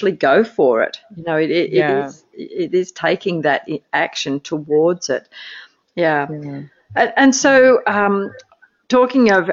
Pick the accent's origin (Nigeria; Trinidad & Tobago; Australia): Australia; as an Australian